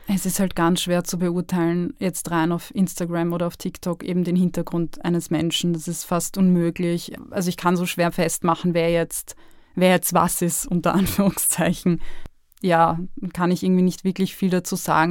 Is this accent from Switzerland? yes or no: no; Lower Austria, Austria; now in Vienna, Austria; Ich bin in Niederösterreich groß geworden